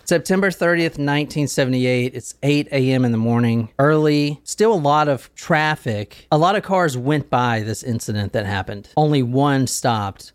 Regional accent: Gilbert, South Carolina, United States; Growing up in Gilbert, South Carolina, I knew a lot of hunters

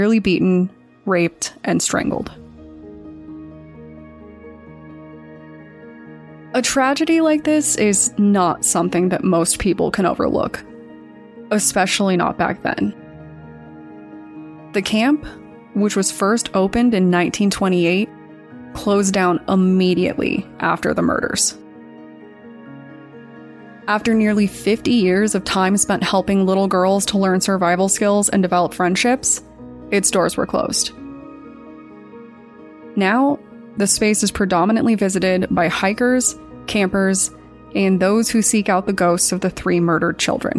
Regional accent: Colorado, United States; Growing up in Colorado

